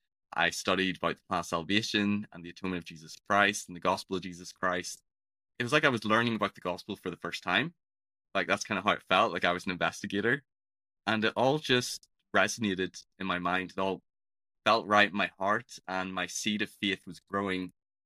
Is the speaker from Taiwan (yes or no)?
no; Belfast, Northern Ireland, United Kingdom; So I'm from Northern Ireland. If people can tell, my accent's a bit peculiar. It's not the typical Irish accent that you associate with leprechauns or people from Dublin.